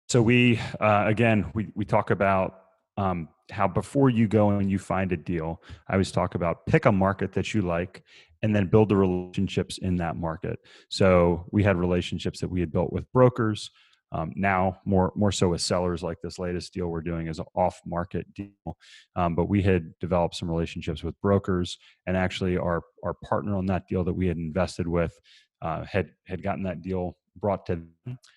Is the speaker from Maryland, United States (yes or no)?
yes; between Baltimore and Annapolis, Maryland, United States; moved away as an adult; also born or lived in Virginia; now in Asheville, United States; I grew up in Maryland, uh, between Baltimore and Annapolis